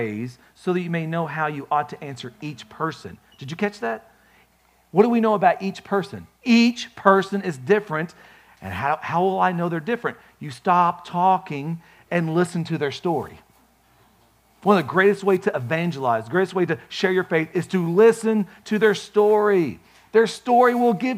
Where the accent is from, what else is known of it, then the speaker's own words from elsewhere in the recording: United States; I'm an American